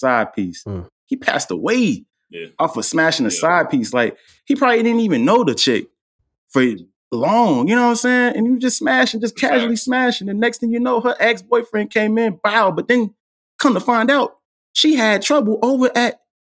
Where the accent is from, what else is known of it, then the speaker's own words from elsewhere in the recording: Durham, North Carolina, United States; Growing up in Durham